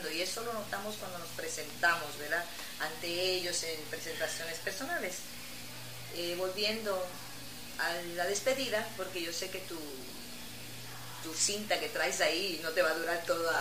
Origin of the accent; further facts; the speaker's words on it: Puerto Rico; now in Mexico; Seguimos siendo buenos puertorriqueños, porque así es nuestra gente. Nuestra gente es de buenos sentimientos. Aquí en la isla y yo creo que cuando nos vamos a otros países seguimos todavía más unidos.